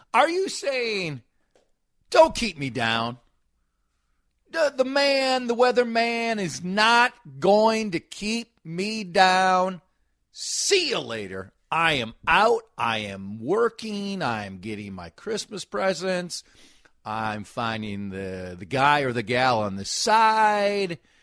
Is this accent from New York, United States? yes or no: no; Minnesota, United States; I'm a Minnesotan.